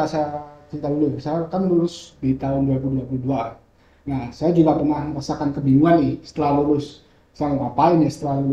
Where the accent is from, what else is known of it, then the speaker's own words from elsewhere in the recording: Malang, East Java, Indonesia; Hmm saya asli Malang dan umur saya sekarang 22 tahun.